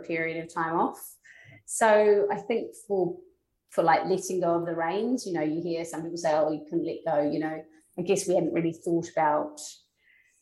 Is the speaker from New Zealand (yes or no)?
yes; New Zealand; now in London, United Kingdom; I'm from New Zealand, and kind of it is just part and way of your life